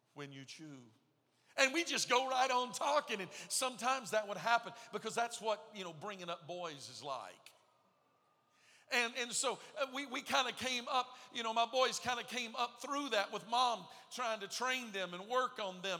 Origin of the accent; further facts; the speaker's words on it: Texas, United States; moved away; I was raised in Texas